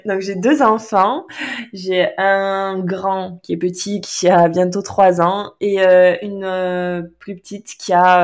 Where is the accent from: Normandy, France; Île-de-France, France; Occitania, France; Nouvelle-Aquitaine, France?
Nouvelle-Aquitaine, France; Landes; moved away; je suis originaire des Landes